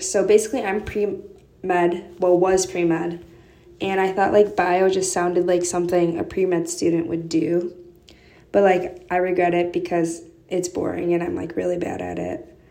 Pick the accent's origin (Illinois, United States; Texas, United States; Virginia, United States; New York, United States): Illinois, United States; northwest suburbs of Chicago; moved away as an adult; now in Urbana-Champaign, United States; specifically from like um, northwest suburbs of Chicago